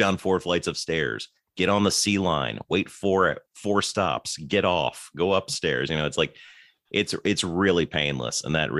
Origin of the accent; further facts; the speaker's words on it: United Kingdom; I'm also British, but I was born without an accent, Mark.